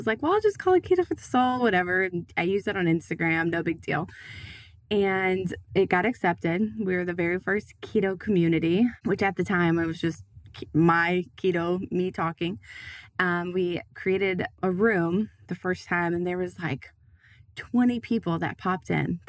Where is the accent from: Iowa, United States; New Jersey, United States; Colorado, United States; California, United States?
Iowa, United States; also born or lived in Tennessee; I went from living in Tennessee. I'm originally from Iowa, but then I was living in Tennessee